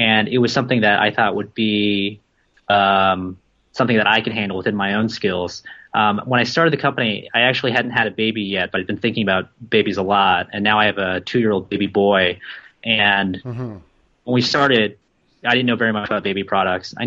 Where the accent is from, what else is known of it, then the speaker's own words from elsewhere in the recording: Louisiana, United States; moved away as an adult; now in Ho Chi Minh City, Vietnam; I was born and raised in the U.S. I grew up in Louisiana